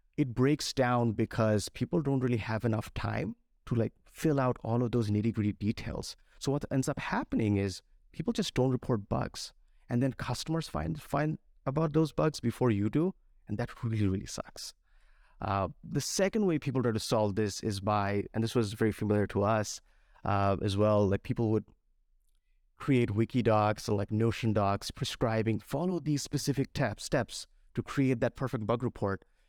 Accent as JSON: {"language": "English", "country": "Bangladesh", "tie": "born or raised there", "moved": "as an adult", "said": "I was, uh, born and raised in Bangladesh, and a few years ago, I came here to study computer science."}